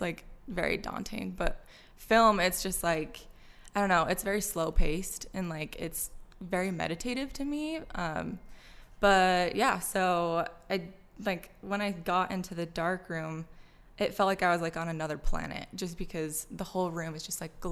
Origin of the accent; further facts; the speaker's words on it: Orem, Utah, United States; also born or lived in Provo, Utah; I was born in Provo, moved to Orem, went to Orem High, grew up Mormon